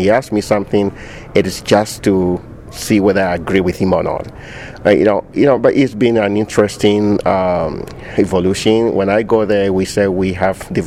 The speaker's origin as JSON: {"language": "English", "country": "Ghana", "tie": "born or raised there", "also_born_or_lived": "Manitoba, Canada / Saskatchewan, Canada", "moved": "as an adult", "lives_now": "Canada", "said": "I grew up in Ghana. It's a small country in West Africa"}